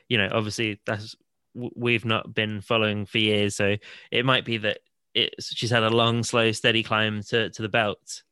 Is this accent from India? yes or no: no; Salisbury, South West England, United Kingdom; my hometown of Salisbury